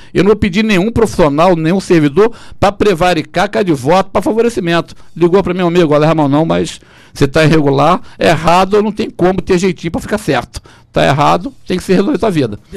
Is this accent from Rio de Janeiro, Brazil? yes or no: yes; Macaé, Rio de Janeiro, Brazil; eu sou de Macaé, eu sou filho de Macaé